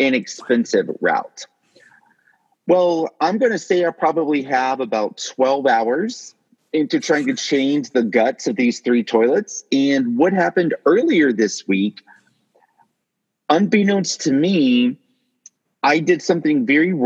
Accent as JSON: {"language": "English", "town": "Greenville", "region": "South Carolina", "country": "United States", "tie": "born or raised there", "said": "I grew up in Greenville, South Carolina"}